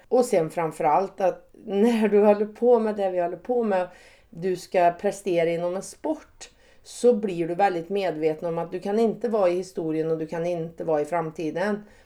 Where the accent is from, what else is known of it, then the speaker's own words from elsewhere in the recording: Säffle, Värmland, Sweden; moved away; jag är född och uppvuxen på en bondgård på Värmlandsnäs